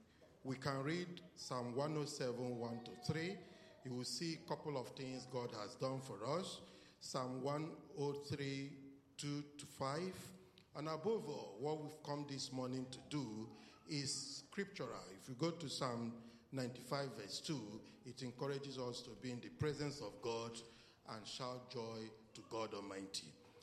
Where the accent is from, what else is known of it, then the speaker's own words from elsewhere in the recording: Nigeria; I'm from Nigeria.